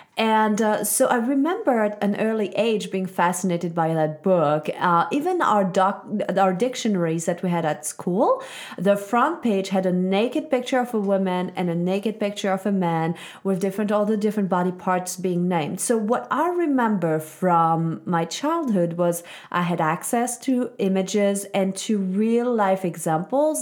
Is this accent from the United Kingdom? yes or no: no; Switzerland; I was very lucky, uh, growing up in Switzerland.